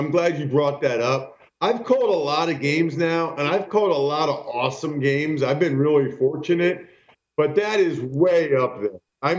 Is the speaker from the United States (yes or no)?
yes; Pennsylvania, United States; I'm from Pennsylvania, right?